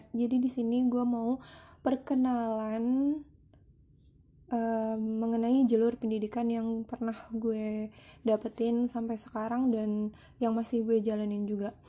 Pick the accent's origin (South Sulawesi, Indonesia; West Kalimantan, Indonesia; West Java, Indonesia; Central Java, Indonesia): West Java, Indonesia; Bekasi; also born or lived in Jakarta; gue lahir di Jakarta. Sebelumnya itu terus gue pindah tahun 90 atau 9 atau 2000 gitu ya aku lupa itu ke Bekasi nah jadi sekolah gue itu yang pasti awal TK itu di Bekasi